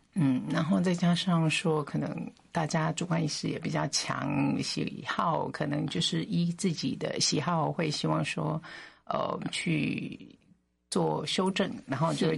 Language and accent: Chinese; Philippines; moved away as an adult; also born or lived in United States; now in Taiwan; 我父母其实就已经在菲律宾出生了